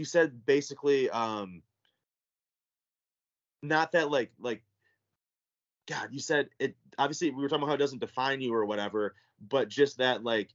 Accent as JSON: {"language": "English", "town": "Traverse City", "region": "Michigan", "country": "United States", "tie": "born or raised there", "also_born_or_lived": "Chicago suburbs, Illinois", "said": "I grew up in Michigan, though. I moved with my parents when I was like 4 or 5 to Traverse."}